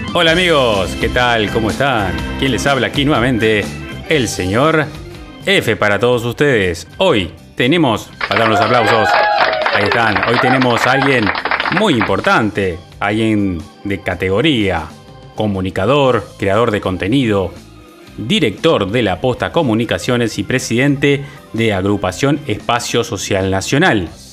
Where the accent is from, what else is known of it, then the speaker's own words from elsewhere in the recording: Uruguay; como uruguayo, como ciudadano